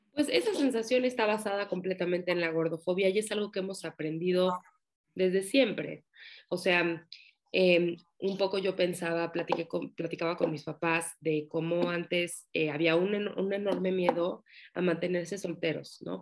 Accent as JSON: {"language": "Spanish", "country": "Mexico", "said": "soy psicóloga, soy de México"}